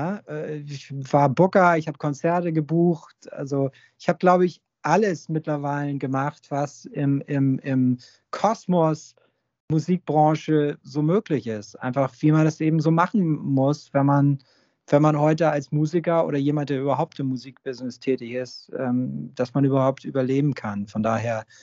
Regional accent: Hamburg, Germany; weil ich bin ja sozusagen am Großneumarkt groß geworden, wenn man so will. Und ähm, das ist im Portugiesenviertel.

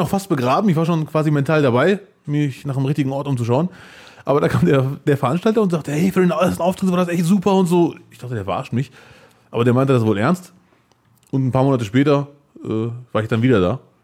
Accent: Bielefeld, North Rhine-Westphalia, Germany; ich bin Bielefelder, was ja auch stimmt

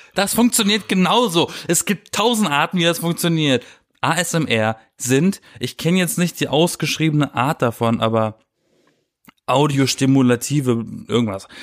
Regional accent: Germany; now in Berlin, Germany; in meiner Heimat bei meinen Eltern

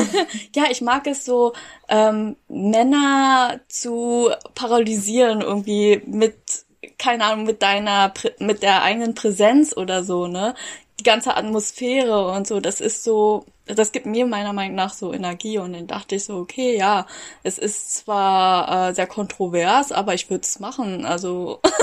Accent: Berlin, Germany; ich bin Berlin aufgewachsen. Ich würde mich jetzt auch als Berlinerin bezeichnen, weil ich äh, als zehn Jahre hier lebe

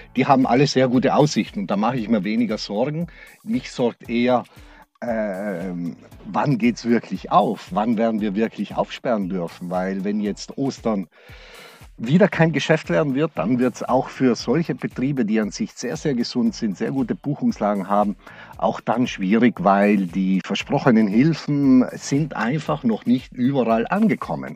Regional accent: Brixen, Trentino-Alto Adige, Italy; moved away as an adult; now in Black Forest, Germany; Ich bin Südtiroler. Mhm. Ich bin äh, äh, meine Heimat ist Südtirol, aber das Schwarzwald ist meine zweite Heimat geworden.

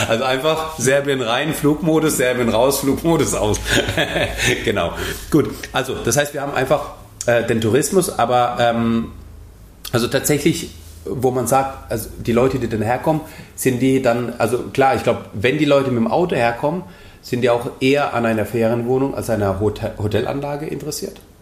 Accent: Germany; bei uns in Deutschland

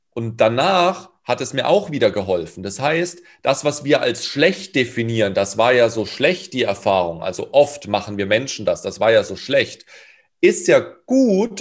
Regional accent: Karlsruhe, Baden-Württemberg, Germany; Hip-Hop in Durlach, da wo ich herkomme

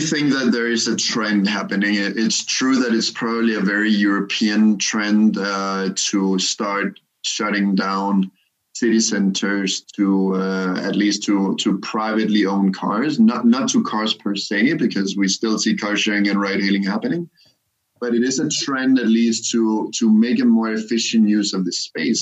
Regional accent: Copenhagen, Capital Region of Denmark, Denmark; moved away as an adult; also born or lived in Cairo, Egypt / Germany / Singapore; I come from Copenhagen

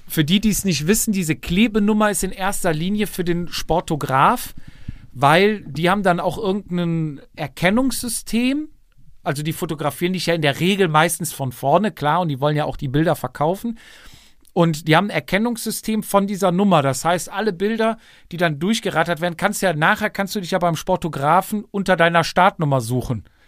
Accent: West Germany, Germany; darf ich das sagen als Wessi

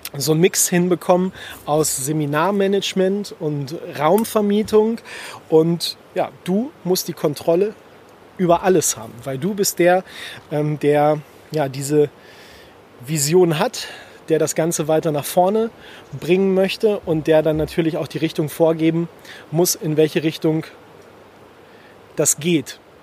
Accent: Germany; bei uns in Deutschland in den Alpen

